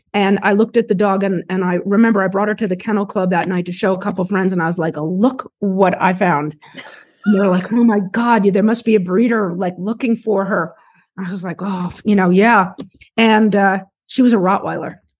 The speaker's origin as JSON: {"language": "English", "town": "New York City", "region": "New York", "country": "United States", "tie": "born or raised there", "said": "when I was very young, we grew up in New York City"}